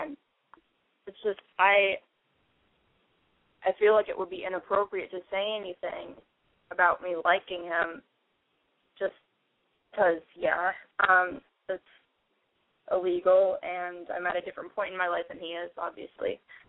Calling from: San Francisco Bay Area, California, United States; But I am calling from, like, the San Francisco Bay Area, kind of.

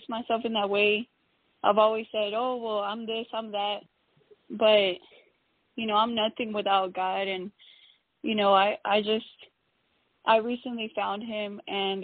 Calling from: Houston, Texas, United States; I'm calling in from Houston, Texas

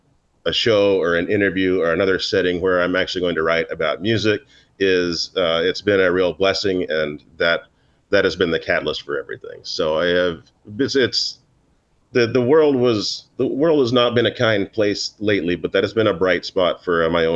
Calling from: Manhattan, New York, United States; I am logging in from my apartment in Manhattan on the Upper East Side

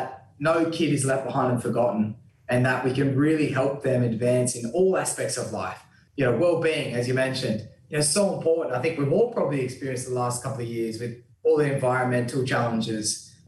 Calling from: Sydney, New South Wales, Australia; And I'm calling from today in this virtual setting from the Gadigal people of the Eora Nation.

